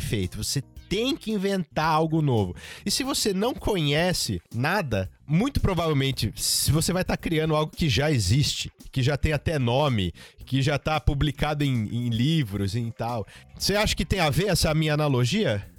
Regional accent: Jundiaí, São Paulo, Brazil; nasci em Jundiaí

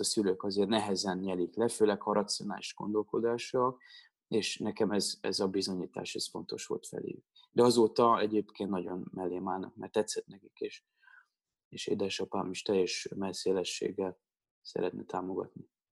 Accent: Pécs, Baranya, Hungary; moved away; also born or lived in Budapest; én Pécsi vagyok

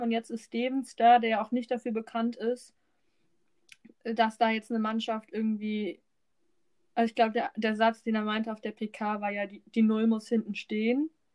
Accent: Hamburg, Germany; Wir sind beide in Hamburgs Amateurfußball groß geworden.

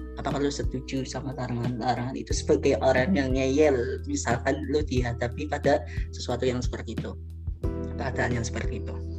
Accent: Java, Indonesia; gua juga orang Jawa

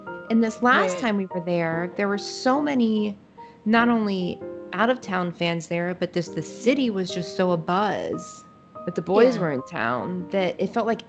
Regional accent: United States

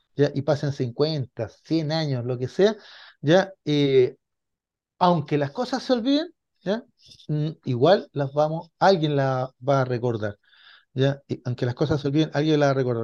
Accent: Chile; somos chilenos

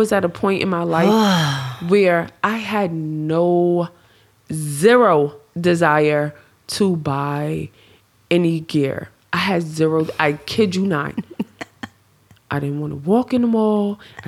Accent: New York, United States; And, I'm from New York.

